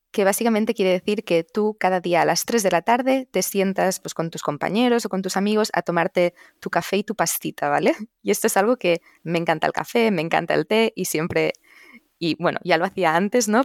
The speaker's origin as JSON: {"language": "Spanish", "region": "Catalonia", "country": "Spain", "also_born_or_lived": "Barcelona / Sweden", "first_language": "Catalan", "second_language": "Spanish", "moved": "as an adult", "lives_now": "Bethesda, United States", "said": "poder hablar en mi lengua materna, en catalán"}